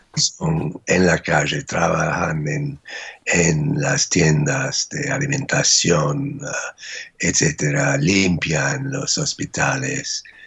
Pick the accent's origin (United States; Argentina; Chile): United States